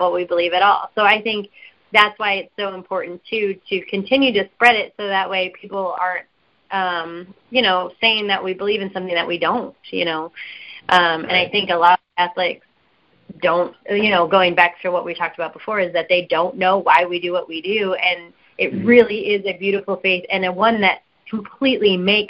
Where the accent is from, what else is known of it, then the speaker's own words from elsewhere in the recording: San Diego, California, United States; moved away as an adult; also born or lived in Michigan; now in Nashville, United States; we grew up in San Diego